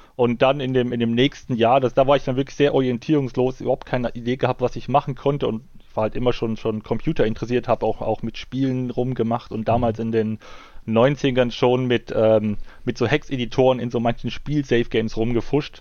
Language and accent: German; East Germany, Germany; komme ja aus, aus, aus dem Osten von Deutschland, das heißt zur, zur Ostzeit, äh, zur DDR-Zeit war damit Spielen nichts